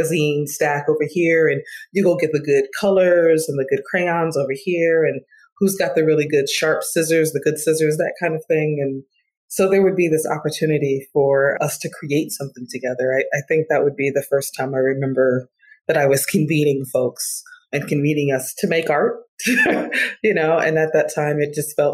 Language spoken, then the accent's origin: English; Detroit, Michigan, United States; I grew up in Detroit, Michigan, off the hills of the civil rights movement.